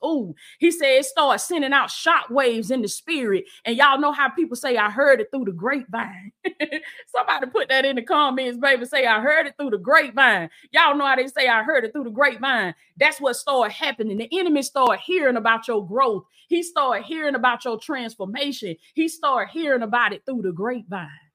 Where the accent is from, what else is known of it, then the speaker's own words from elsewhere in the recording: the South, United States; I'm from the South. That's how we, that's how we talk down here